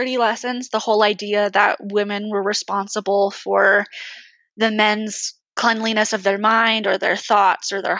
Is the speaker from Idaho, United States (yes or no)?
no; California, United States; now in Orem, United States; I live in Orem, Utah, but I'm from California.